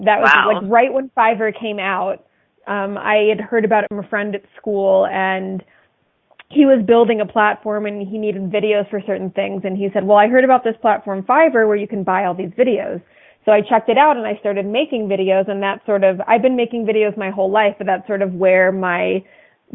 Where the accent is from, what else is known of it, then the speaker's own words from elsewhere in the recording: East Coast, United States; moved away as an adult; also born or lived in Chicago; I'm from the East Coast, I had never lived in a big city on my own